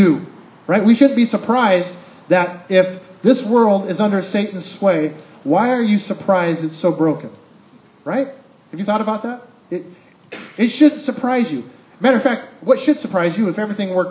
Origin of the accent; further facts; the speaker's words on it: United States; I'm an American